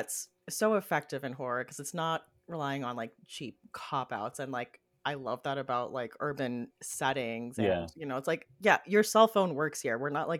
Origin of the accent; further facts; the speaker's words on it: California, United States; I'm from California